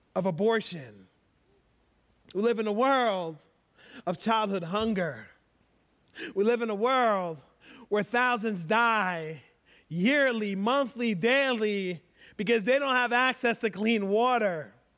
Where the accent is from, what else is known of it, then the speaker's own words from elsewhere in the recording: United States; I'm American